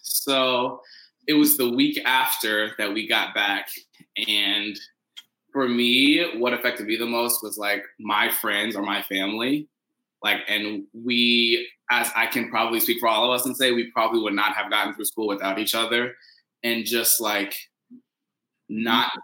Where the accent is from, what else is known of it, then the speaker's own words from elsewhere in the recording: Paducah, Kentucky, United States; moved away; also born or lived in Indiana; I am from Paducah, Kentucky